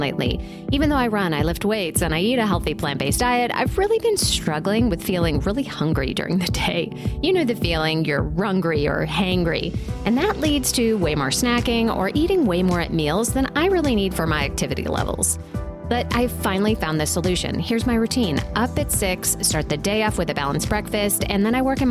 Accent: Asheville, North Carolina, United States; my hometown of Asheville, North Carolina

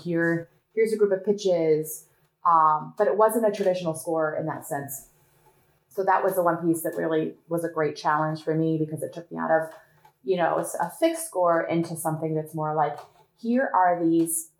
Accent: Northwest Ohio, United States; I grew up on one of those families. Now we're talking rural Ohio, okay? Northwest Ohio.

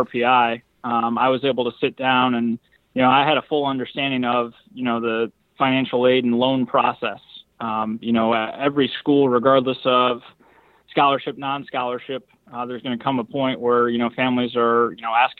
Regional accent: Belvidere, Illinois, United States; growing up in the Midwest, you know, grew up like an hour north of Chicago and in Belvedere, Illinois.

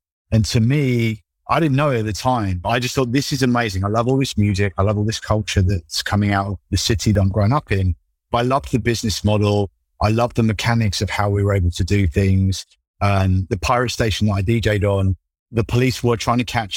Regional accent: London, United Kingdom; when I'm like 10, 11 years old, growing up in London

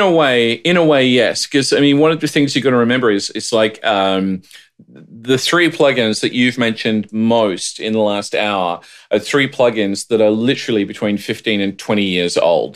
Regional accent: Australia; now in United States; as an Australian

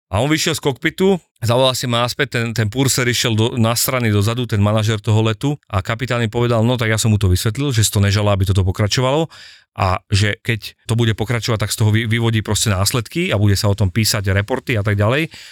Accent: Slovakia; moved away as an adult; also born or lived in Dubai, United Arab Emirates

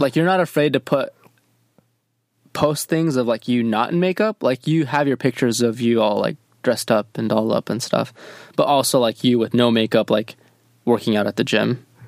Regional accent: Michigan, United States; I grew up in Michigan

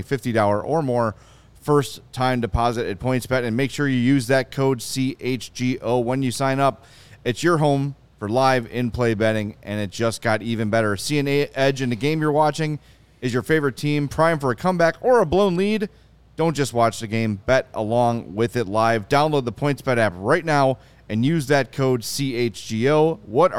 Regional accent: Oak Lawn, Illinois, United States; I grew up in Oak Lawn

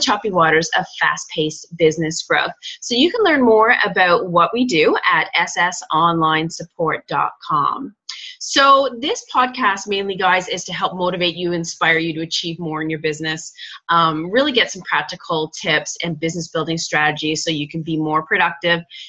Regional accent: Canada; I'm Canadian

